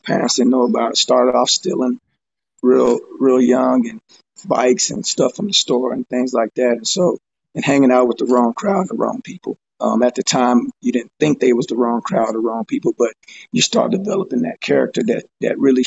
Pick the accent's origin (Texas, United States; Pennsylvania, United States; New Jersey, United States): Texas, United States; Fort Worth; I'm from Fort Worth, Texas